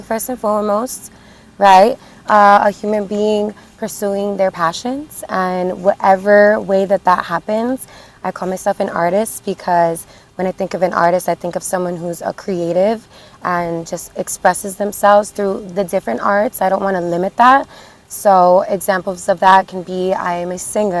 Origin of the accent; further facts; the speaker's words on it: Perth Amboy, New Jersey, United States; I'm from Perth Amboy, New Jersey